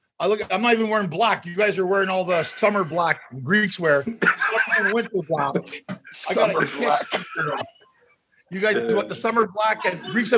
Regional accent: Kansas, United States; Are you from Kansas? I'm from Kansas.

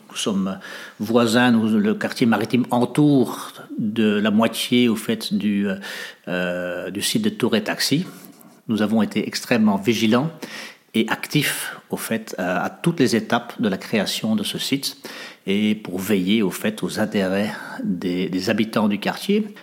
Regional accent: Netherlands; moved away as an adult; also born or lived in Africa / Indonesia / France; now in Molenbeek, Belgium; j'ai grandi en Hollande

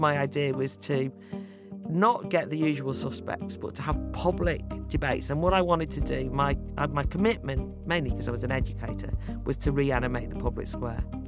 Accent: North Wales, United Kingdom; I'm from an Irish Catholic background, probably fairly typical of the Irish immigrants who came over, ended up living in North Wales

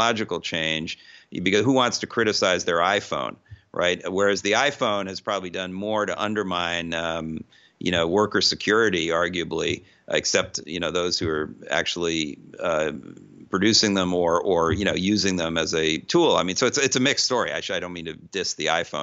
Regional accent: United States; I'm an American

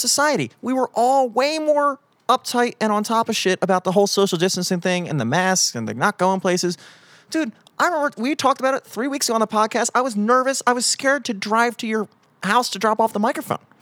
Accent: United States; I'm American. I'm an American

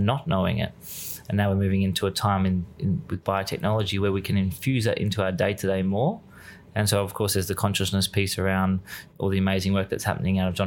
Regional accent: Australia; moved away; also born or lived in Byron Bay / west coast of Australia; over here being Australian

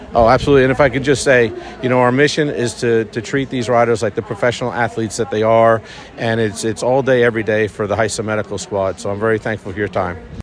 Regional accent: Garden City, New York, United States; moved away as an adult; now in Lexington, United States; I grew up in Garden City, next town over from the Belmont

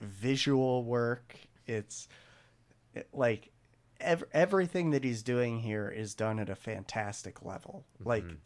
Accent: United States; we're American.

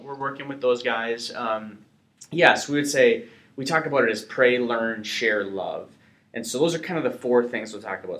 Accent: North Dakota, United States

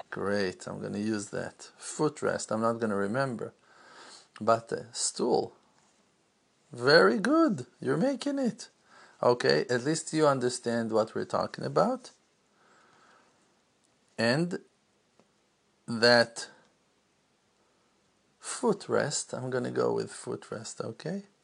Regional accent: Jerusalem, Jerusalem District, Israel; didn't grow up in Brooklyn. I didn't grow up in uh, in Orlando. I didn't grow up in. Uh, Tennessee. I grew up in Jerusalem.

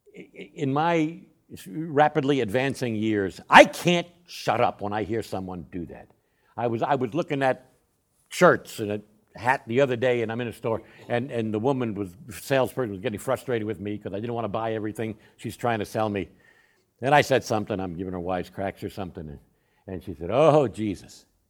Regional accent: Northeast, United States; also born or lived in Uvalde, Texas; now in San Antonio, United States; I grew up in the Northeast, which, uh, was, was a completely different, uh, way of life.

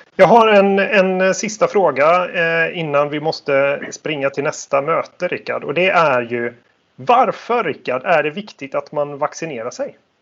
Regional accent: Sweden; man som svensk

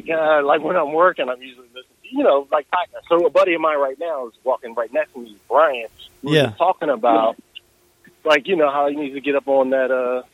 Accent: Delaware, United States; I'm actually from Delaware.

